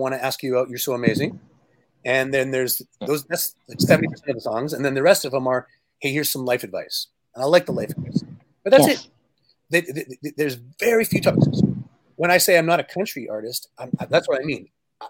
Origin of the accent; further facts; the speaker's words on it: Canada; But I come from Canada, and there's a lot of singer-songwriters like …, for example.